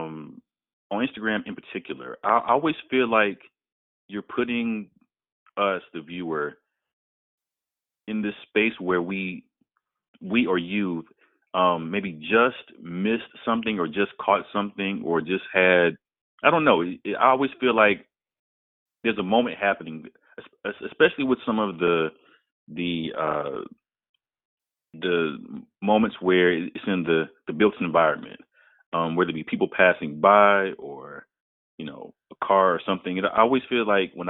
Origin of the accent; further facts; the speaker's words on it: College Park, Georgia, United States; I grew up in Atlanta, in the Atlanta area. I grew up in College Park